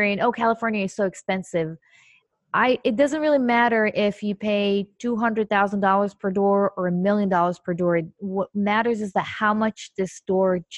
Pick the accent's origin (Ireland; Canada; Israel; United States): Israel; moved away; I'm originally from Israel